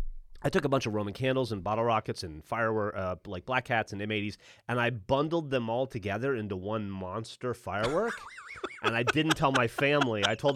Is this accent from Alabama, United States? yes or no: yes; Alabama, United States; When I was... I grew up in Alabama, mostly. I moved around a lot.